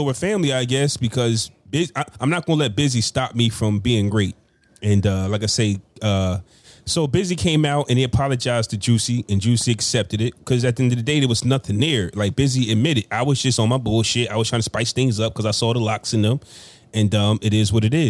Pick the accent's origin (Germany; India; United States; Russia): United States; Ohio; born there; I was born in Ohio.